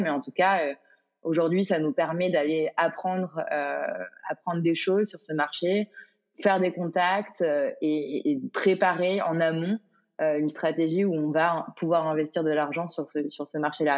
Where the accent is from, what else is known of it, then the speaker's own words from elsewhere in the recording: Paris, Île-de-France, France; j'ai grandi à Paris